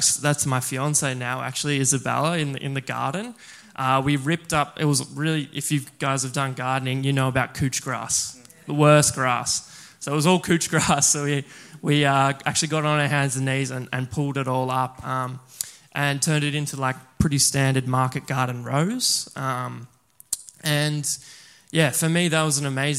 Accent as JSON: {"language": "English", "town": "Maud", "region": "Victoria", "country": "Australia", "tie": "born or raised there", "also_born_or_lived": "Geelong West, Victoria", "said": "then we moved out to the country, out to a town called Maud, which is sort of near Bannockburn"}